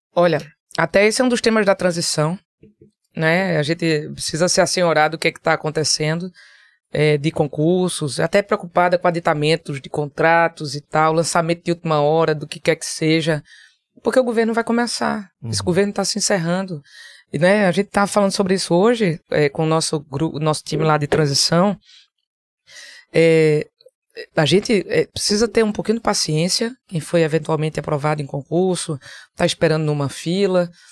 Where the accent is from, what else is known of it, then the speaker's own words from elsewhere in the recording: Caruaru, Pernambuco, Brazil; also born or lived in Recife; Eu saí de Caruaru com 14 anos para vir morar no Recife para fazer faculdade